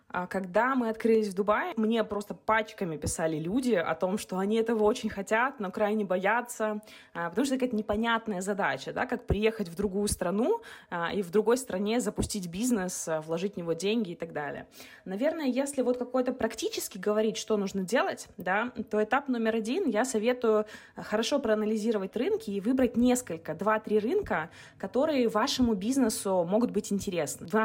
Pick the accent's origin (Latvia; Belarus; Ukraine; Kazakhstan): Kazakhstan; И нам кажется, что это миграция в Эмираты, в Дубай, да, то есть, ну, потому что мы из Казахстана ездим в Дубай.